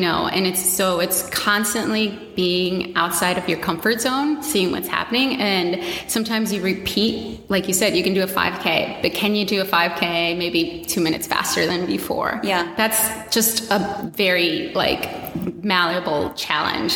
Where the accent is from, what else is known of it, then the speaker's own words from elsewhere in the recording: Washington, District of Columbia, United States; I am born and raised in Washington, D.C., a Latina.